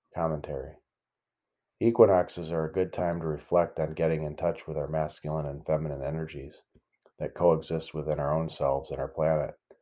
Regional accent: the Great Lakes region in the Midwest, United States; Growing up in the Great Lakes region in the Midwest

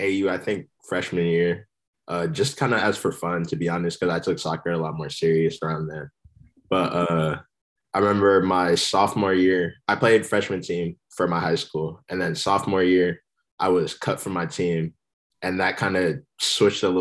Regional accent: San Jose, California, United States; also born or lived in New Jersey; now in San Diego, United States; I'm from the Bay. I'm from San Jose. Before that, I grew up in New Jersey, actually

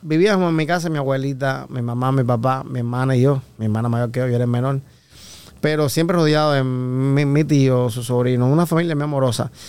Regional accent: Havana, Cuba; moved away as an adult; now in Los Angeles, United States; nací en Cuba, en La Habana, ciudad de La Habana. Ok. Y eh, soy de un municipio

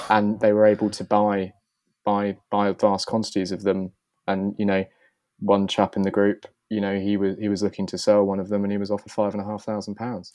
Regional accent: Bath, South West England, United Kingdom; I grew up just outside of Bath

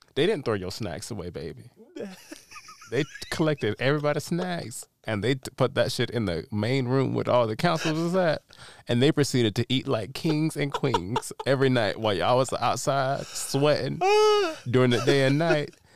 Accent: Darlington, South Carolina, United States; I was born in, uh, Darlington, South Carolina

